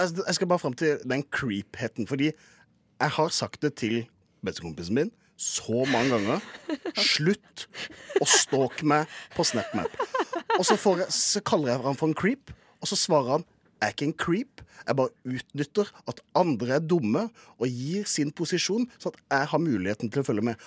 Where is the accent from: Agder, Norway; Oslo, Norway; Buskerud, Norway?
Agder, Norway; Kristiansand; moved away; da jeg var hjemme i Kristiansand